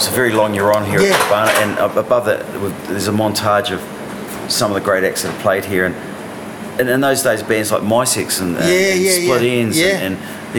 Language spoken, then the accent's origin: English; Hawke's Bay, New Zealand; growing up in Hawke's Bay, there were a lot of venues